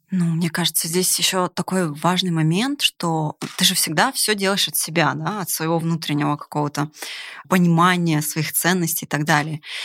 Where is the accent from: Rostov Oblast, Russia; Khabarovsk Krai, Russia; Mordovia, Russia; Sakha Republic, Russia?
Sakha Republic, Russia; Yakutia; moved away as an adult; also born or lived in Siberia / Ural; now in Moscow, Russia; Вообще я из Сибири, Урала, родилась в далекой Якутии. И после университета так сложилась судьба, что, конечно же, я переехала в Москву.